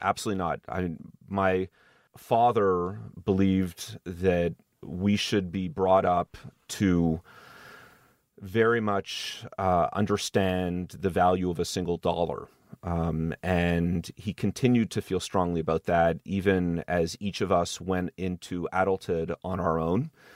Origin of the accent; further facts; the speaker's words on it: Montreal, Quebec, Canada; moved away; I grew up in Montreal